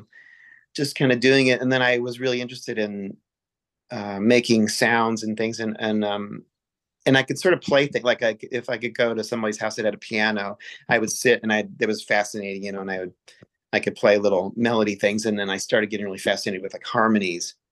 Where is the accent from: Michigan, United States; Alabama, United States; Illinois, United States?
Illinois, United States; Champaign; moved away as an adult; also born or lived in Kansas City, Missouri / Peoria, Illinois; now in Providence, United States; I basically grew up in Champaign.